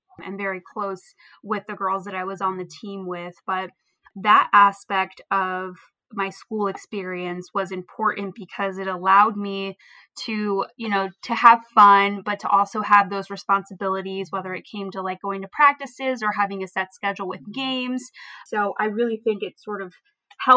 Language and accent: English; Vineland, New Jersey, United States; am from Vineland, New Jersey